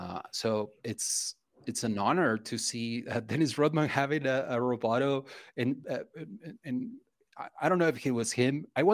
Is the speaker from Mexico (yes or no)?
yes; Mexico; English is a second language; as a kid, like back in the 90s and growing up in Mexico